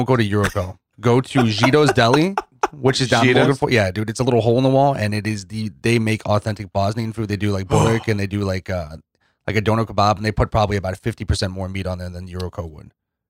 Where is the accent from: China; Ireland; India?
Ireland; Dublin, Leinster; also born or lived in Germany / Minnesota / New York; now in St. Louis, United States; I was born in Germany, but then I moved to Dublin as a kid and I was there for a little bit. And then I came to St. Louis and I kind of moved around.